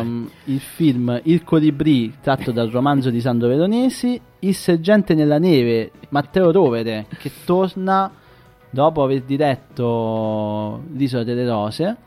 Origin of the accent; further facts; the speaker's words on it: province of Salerno, Campania, Italy; io vengo dalla provincia di Salerno